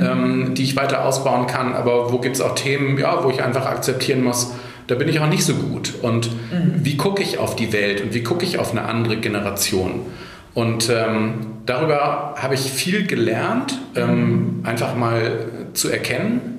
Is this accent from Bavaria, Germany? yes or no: no; Hamburg, Germany; now in Ahrensburg, Germany; ich bin in Hamburg geboren, äh, bin kein waschechter Hamburger, weil meine Eltern nicht aus Hamburg sind, aber mhm. ich habe äh, die meisten Jahre meines Lebens ähm, in Hamburg verbracht